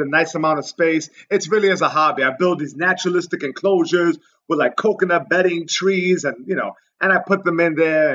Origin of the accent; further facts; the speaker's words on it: New York, United States; New York, born and raised, Lower East Side.